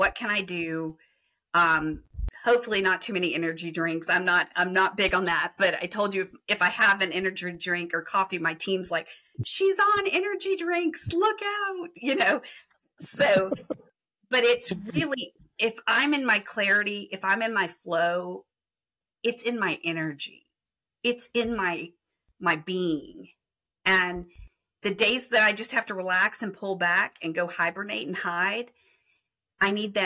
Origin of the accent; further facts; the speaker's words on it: Texas, United States; So I'm from Texas